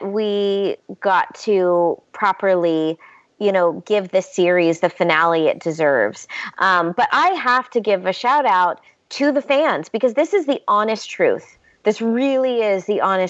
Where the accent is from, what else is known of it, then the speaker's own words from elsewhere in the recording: the South, United States; I used to say I'm from the South. So, you know, in the South, we say, bless her heart.